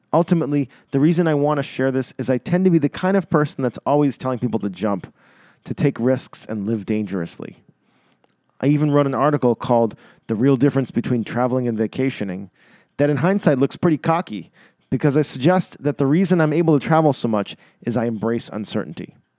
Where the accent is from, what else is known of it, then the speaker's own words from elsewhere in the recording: Winchester, Massachusetts, United States; moved away; I'm writing this from Winchester, Massachusetts, where I'm currently spending a month living at home with my parents